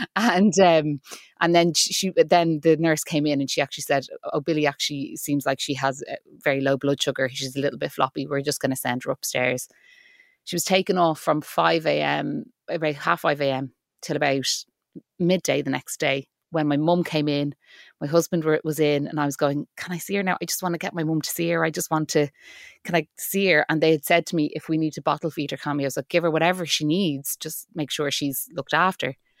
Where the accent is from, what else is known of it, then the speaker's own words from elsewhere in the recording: Ireland; I'm an Irish actor and writer